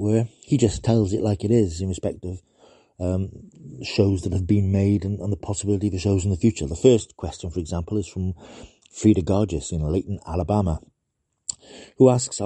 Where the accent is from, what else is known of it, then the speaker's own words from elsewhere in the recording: United Kingdom; reporting from beyond the sea, right across the water, in the UK